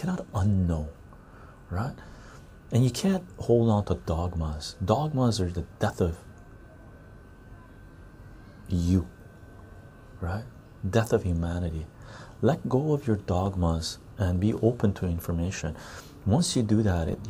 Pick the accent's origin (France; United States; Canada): Canada; first language Armenian; English is a second language; also born or lived in Tehran, Iran; most of my life I've been in Canada. I'm a Canadian.